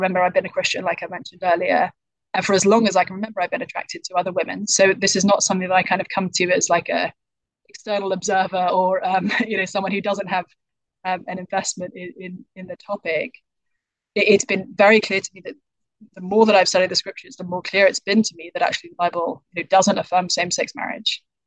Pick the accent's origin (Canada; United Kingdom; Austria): United Kingdom; accent: British; now in United States; I'm from the UK, as people might be able to tell from my accent